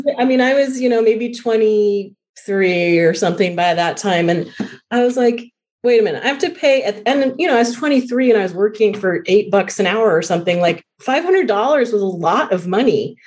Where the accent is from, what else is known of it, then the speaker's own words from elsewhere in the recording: Colorado, United States; I was born in Colorado